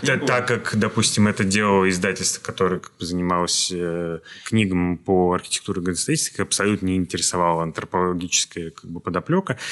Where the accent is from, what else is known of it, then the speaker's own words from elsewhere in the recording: Moscow, Russia; мы, москвичи